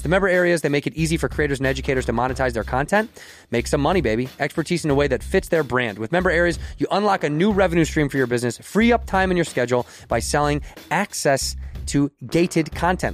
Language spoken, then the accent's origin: English; Chicago, Illinois, United States; in the city until I was, uh, nine, and then we moved to the western suburbs